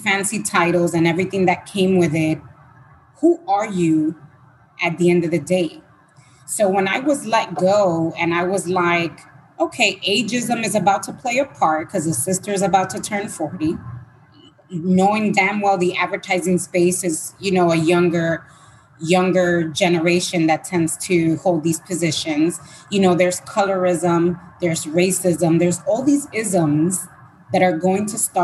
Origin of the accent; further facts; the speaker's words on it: Dominican Republic; moved away; I was born in Dominican Republic.